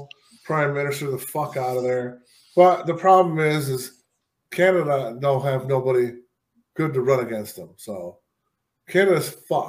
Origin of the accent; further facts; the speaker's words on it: Buffalo, New York, United States; moved away; I was from Buffalo